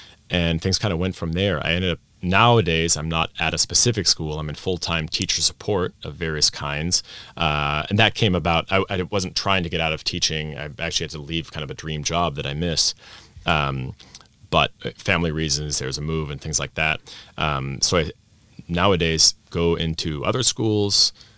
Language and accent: English; Vienna, Austria; I grew up in Vienna, Austria, expat American parents, but full assimilation into Austrian schools, clubs, friends, stuff like that. So I grew up speaking Austrian in a Viennese dialect.